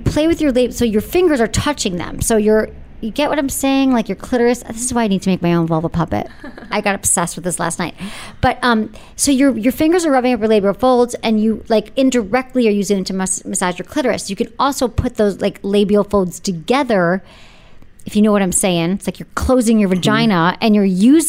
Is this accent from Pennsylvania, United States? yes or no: no; San Francisco, California, United States; I'm from San Francisco